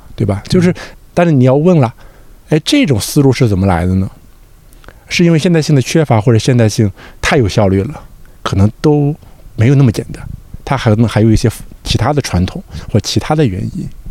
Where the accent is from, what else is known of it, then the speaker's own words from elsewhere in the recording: Shandong, China; 很多人调侃我们山东人